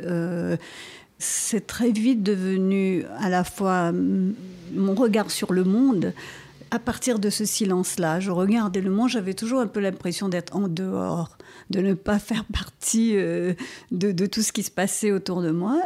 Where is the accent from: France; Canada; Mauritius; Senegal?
Mauritius; first language Creole; ma langue maternelle, et quand je dis que c'est le créole et le français